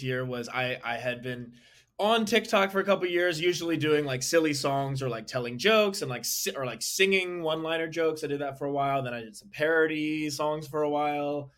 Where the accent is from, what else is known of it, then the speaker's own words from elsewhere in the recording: Northern Virginia, United States; also born or lived in Atlanta, Georgia; I lived there for 6 years and then moved to Northern Virginia outside of Washington, D.C., from 2001 nice. To 2013 when I graduated high school